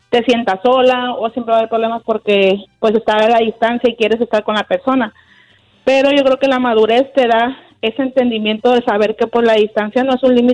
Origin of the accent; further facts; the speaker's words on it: Mazatlán, Sinaloa, Mexico; Yo soy de, de Mazatlán, Sinaloa.